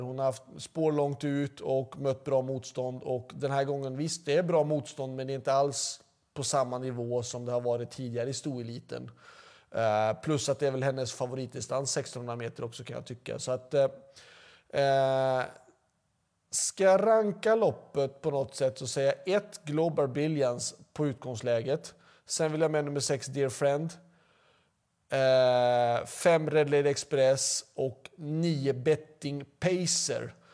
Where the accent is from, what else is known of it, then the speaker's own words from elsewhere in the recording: Mölndal, Västra Götaland, Sweden; Jag är faktiskt född i Mölndal, precis bakom för travbanan